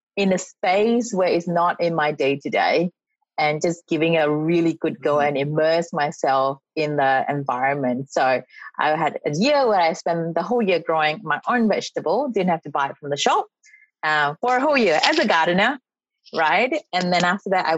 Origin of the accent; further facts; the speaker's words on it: Malaysia; moved away as an adult; also born or lived in Singapore; now in Australia; I'm from Malaysia. I came here to study, like many other international students, many, many years ago